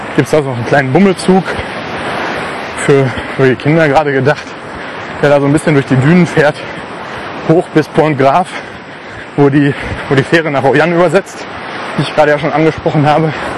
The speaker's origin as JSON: {"language": "German", "country": "Germany", "said": "gerade als Deutscher"}